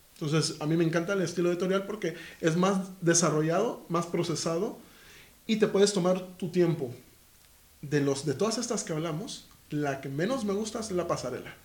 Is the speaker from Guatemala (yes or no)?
yes; Guatemala; now in Spain; soy de Guatemala